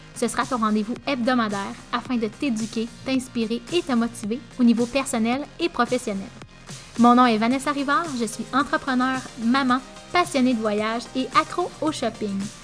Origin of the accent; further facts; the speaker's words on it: Abitibi-Témiscamingue, Quebec, Canada; also born or lived in Mont-Tremblant; Je suis revenue dans ma région natale, en fait, parce que à ce moment-là, j'habitais à Mont-Tremblant. Et je suis revenue en Abitibi-Témiscamingue